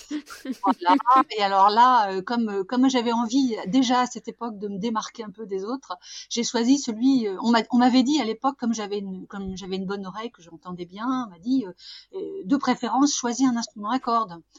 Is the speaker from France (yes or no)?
yes; Douai, Hauts-de-France, France; je suis du Nord, hein, je suis une fille du Nord, une ch'ti.